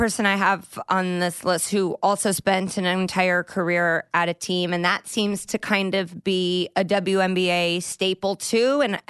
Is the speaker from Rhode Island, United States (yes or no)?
no; Indianapolis, Indiana, United States; born or raised there